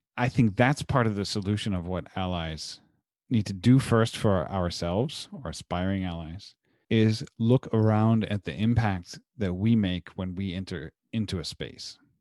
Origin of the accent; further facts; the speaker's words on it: Munster, Indiana, United States; my hometown of Munster, Indiana currently